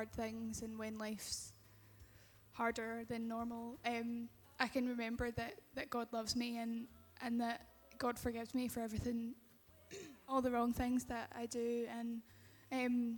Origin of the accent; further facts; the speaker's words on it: Kirkcaldy, Scotland, United Kingdom; Here, in Kirkey